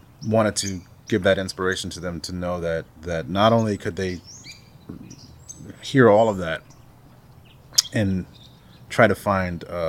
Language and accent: English; Salt River, Arizona, United States; I've been actively involved in trying to work in my community that I grew up in here in Salt River